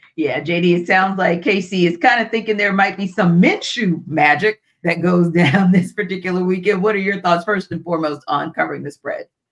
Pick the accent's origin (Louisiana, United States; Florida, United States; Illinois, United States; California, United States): Louisiana, United States; New Orleans; my hometown